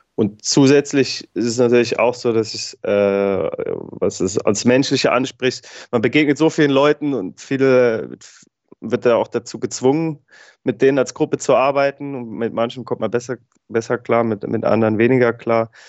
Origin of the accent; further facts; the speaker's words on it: Gerolstein, Rhineland-Palatinate, Germany; weil ich ja als gebürtiger Gerolsteiner viel im Regen trainiert habe als Jugendlicher